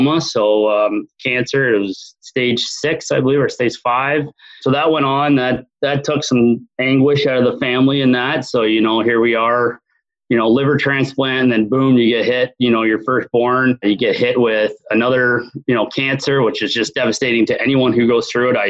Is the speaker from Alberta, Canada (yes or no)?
no; Barrie, Ontario, Canada; I was born and raised Barrie, Ontario, Canada, here up north